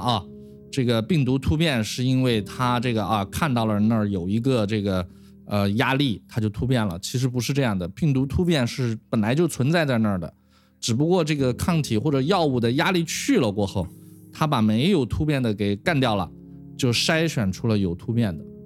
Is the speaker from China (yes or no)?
yes; China; also born or lived in United States; 我是中国人嘛，我是在 Michelle 实验室，又跟 Charlie Rice 合作，然后我又回到中国